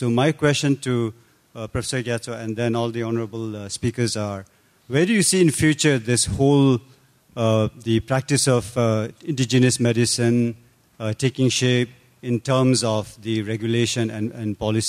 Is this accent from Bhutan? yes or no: yes; Bhutan; I'm from the Kingdom of Bhutan. Currently, I'm a fellow at the Harvard Kennedy School